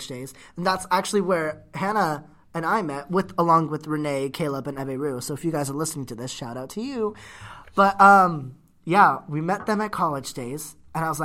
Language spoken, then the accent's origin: English; California, United States; moved away as an adult; now in Florida, United States; I am from California